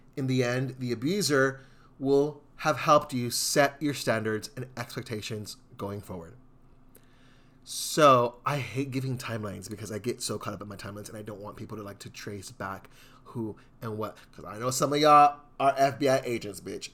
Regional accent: Houston, Texas, United States; I'm from Southeast Houston.

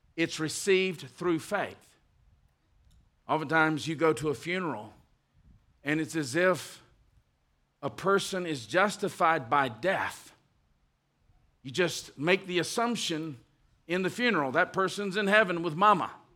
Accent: United States; we are American citizens, and we love the United States

